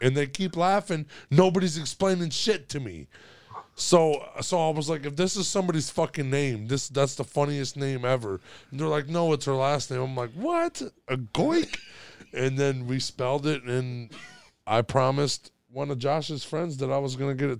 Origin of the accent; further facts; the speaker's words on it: Kentucky, United States; we're from Kentucky.